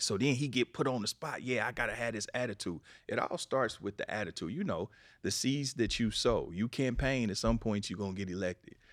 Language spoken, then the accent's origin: English; Kansas City, Missouri, United States; moved away as an adult; now in Los Angeles, United States; I'm from Kansas City, but I've been out here twenty years